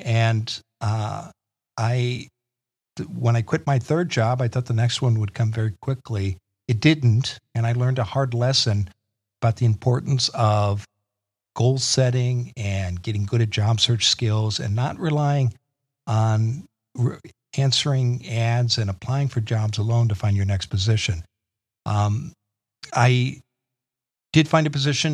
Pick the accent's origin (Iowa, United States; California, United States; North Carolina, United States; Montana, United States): Iowa, United States; Eastern; moved away as an adult; also born or lived in Washington, D.C.; I grew up in the Midwest in Eastern Iowa